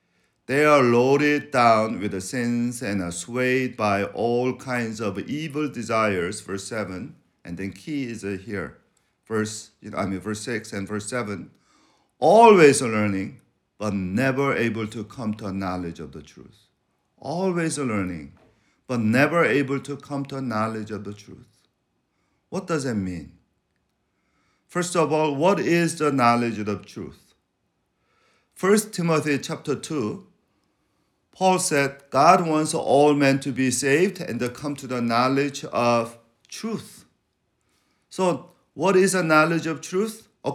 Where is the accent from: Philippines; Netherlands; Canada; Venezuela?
Venezuela; You know, I grew up in Venezuela being called chinito.